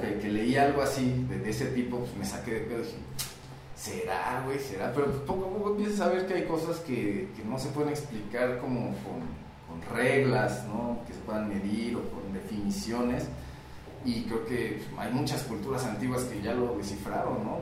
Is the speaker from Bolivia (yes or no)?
no; Mexico; Comúnmente como mexicanos